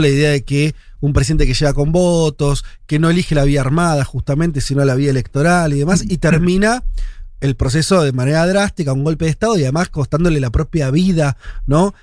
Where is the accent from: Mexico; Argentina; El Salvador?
Argentina; nosotros somos argentinos